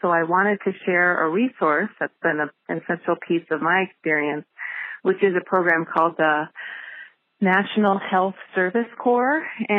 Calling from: Marshall, Minnesota, United States; I'm calling from Marshall, Minnesota.

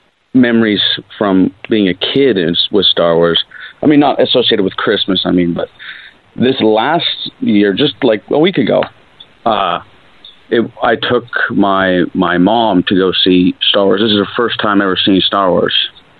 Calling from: British Columbia, Canada; calling from British Columbia, Canada.

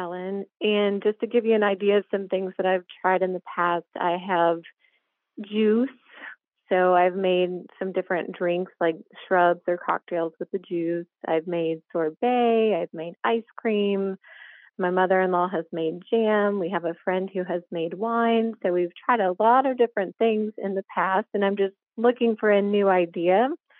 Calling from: Maryville, Tennessee, United States; I'm calling from Maryville, Tennessee.

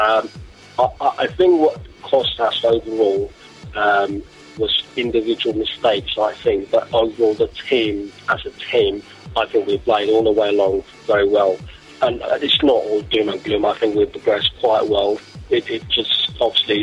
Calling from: Croydon, London, United Kingdom; I'm calling from Croydon

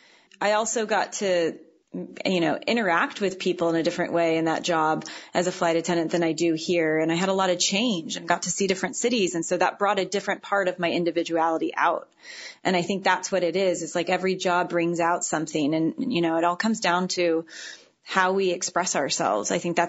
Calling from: San Francisco area, California, United States; I know I'm calling from San Francisco, but I live about 12 miles north, and it feels like I live you know, 200 miles away from the city when we're there. And it's this small little hippie counterculture town.

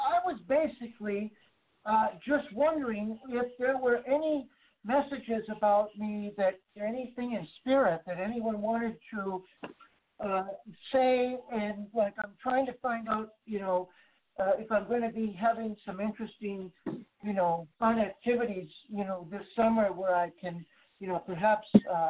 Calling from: Texas, United States; Yeah, this is …. I'm actually calling from Texas also.

